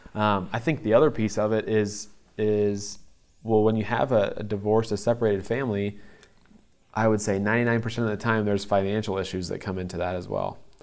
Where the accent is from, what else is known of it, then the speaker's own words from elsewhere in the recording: Ankeny, Iowa, United States; also born or lived in South Dakota; I was born in South Dakota. Um, and my family, when they were together, moved very quickly after I was born back to Ankeny to be around grandparents and just uh, kind of the extra help of having a baby. So yeah, I, I only remember being here in here in Iowa